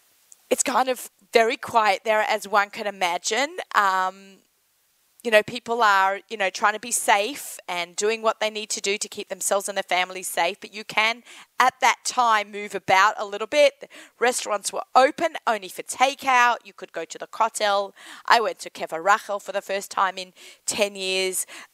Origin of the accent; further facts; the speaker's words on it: Sydney, New South Wales, Australia; accent: Australian; now in United States; Sydney, my hometown